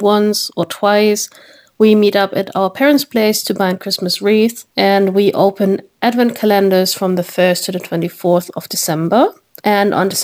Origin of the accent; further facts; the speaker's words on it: Germany; I'm from Germany